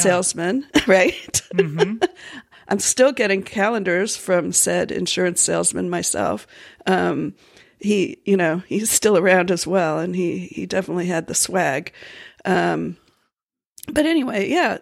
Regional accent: Florida, United States; moved away; I grew up in Florida

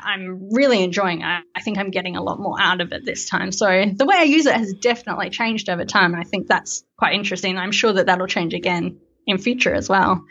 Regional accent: Melbourne, Victoria, Australia; I am from Melbourne in Australia

